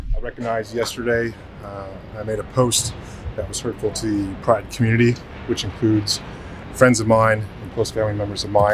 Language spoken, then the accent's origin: English; New York, United States; moved away; also born or lived in Los Angeles; I'm from New York. I lived in LA for a long time.